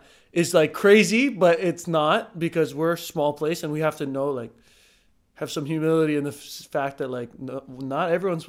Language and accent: English; Hawaii, United States; I'm from Hawaii. And I'm also Hawaiian.